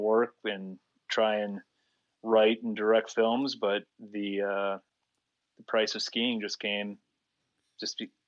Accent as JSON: {"language": "English", "town": "Rochester", "region": "Minnesota", "country": "United States", "tie": "born or raised there", "moved": "as an adult", "lives_now": "Salt Lake City, United States", "said": "I grew up in Rochester"}